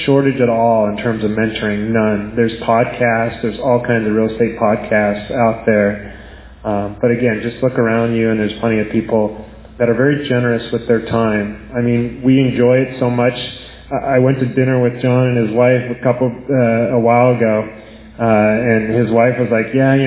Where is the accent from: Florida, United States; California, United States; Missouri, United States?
California, United States; Bay Area; I'm from the Bay Area